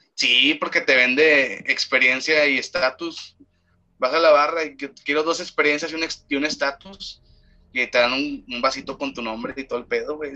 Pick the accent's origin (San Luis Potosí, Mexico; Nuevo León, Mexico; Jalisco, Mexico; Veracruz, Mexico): Nuevo León, Mexico; Monterrey; Somos de, nosotros de Monterrey. Eh, orgullosos de ser regiomontanos